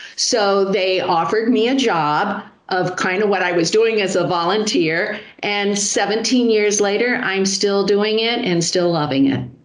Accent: Miami, Florida, United States; I was born and raised in Miami. So for me, this is home

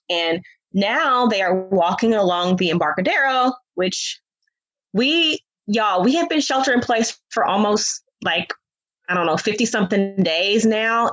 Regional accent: Oakland, California, United States; I'm from Oakland

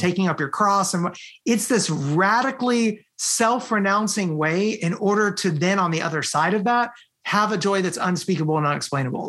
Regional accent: United States; moved away as an adult; also born or lived in Romania; I'm born here in the United States

